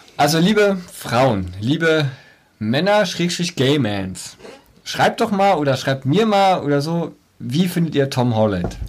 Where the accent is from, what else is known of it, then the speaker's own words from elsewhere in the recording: East Germany, Germany; für uns Ostdeutsche